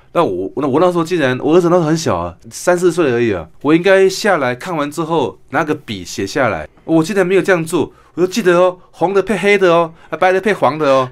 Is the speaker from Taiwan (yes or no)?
yes; Kinmen, Fujian Province, Taiwan; 我小时候在住在金门